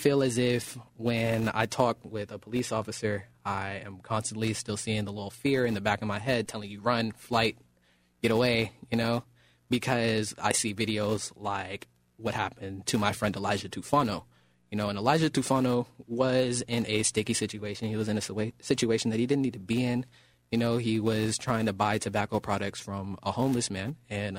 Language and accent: English; Oakland, California, United States; now in Rancho Cordova, United States; born and raised in Oakland, California